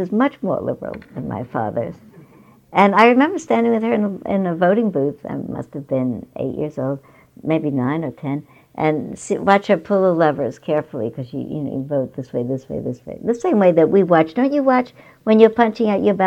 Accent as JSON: {"language": "English", "region": "New York", "country": "United States", "tie": "born or raised there", "said": "I grew up in New York"}